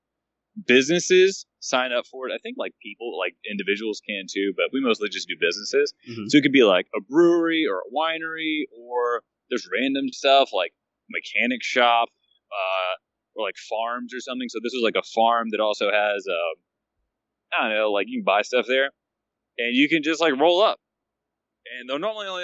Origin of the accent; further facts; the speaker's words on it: north of Atlanta, Georgia, United States; moved away; I am originally from Georgia, north of Atlanta, but now I live everywhere